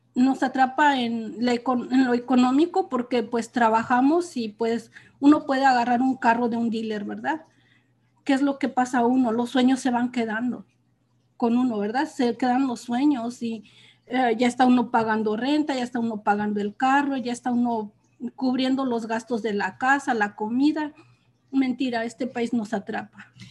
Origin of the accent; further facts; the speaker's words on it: Almoloya, Hidalgo, Mexico; moved away as an adult; now in California, United States; soy de un pueblo de México, del estado de Hidalgo, se llama Almoloya. Ahí pues fue toda mi vida y ahí crecí